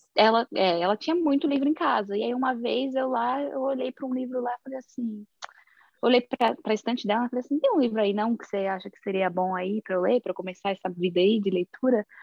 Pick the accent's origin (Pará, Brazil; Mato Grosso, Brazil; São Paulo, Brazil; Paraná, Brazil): São Paulo, Brazil; now in New Jersey, United States; eu sou de São Paulo, mas atualmente eu moro em New Jersey, nos Estados Unidos